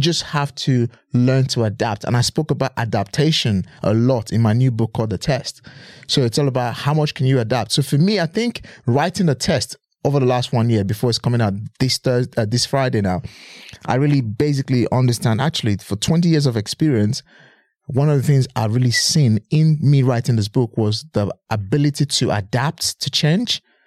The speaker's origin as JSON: {"language": "English", "region": "Edo", "country": "Nigeria", "tie": "born or raised there", "moved": "as an adult", "lives_now": "United Kingdom", "said": "I'm originally from Edo State. I was born and bred in Nigeria."}